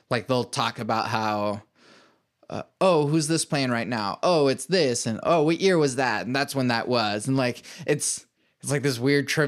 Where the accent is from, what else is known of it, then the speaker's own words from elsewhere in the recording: United States; really different because I'm I'm essentially American.